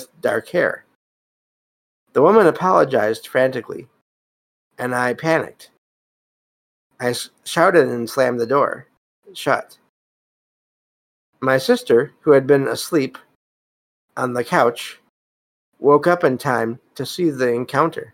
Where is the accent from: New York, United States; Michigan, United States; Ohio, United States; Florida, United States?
Michigan, United States; I live in Michigan. And I'm from Michigan